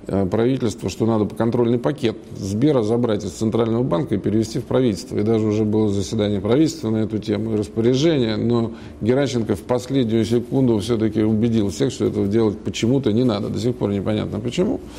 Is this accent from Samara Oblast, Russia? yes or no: no; Moscow, Russia; Родился в Москве